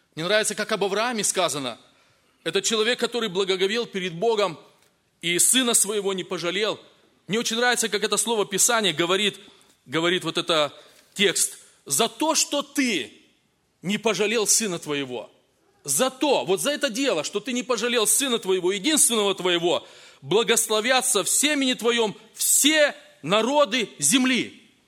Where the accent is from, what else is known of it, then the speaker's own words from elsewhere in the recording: Kazakhstan; moved away; also born or lived in Russia; я рос в Казахстане, потом в России